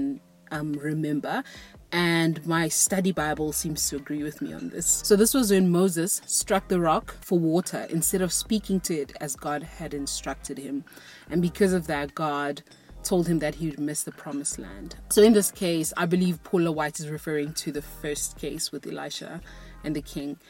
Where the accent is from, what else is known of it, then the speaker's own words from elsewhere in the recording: South Africa; I'm not American, I'm South African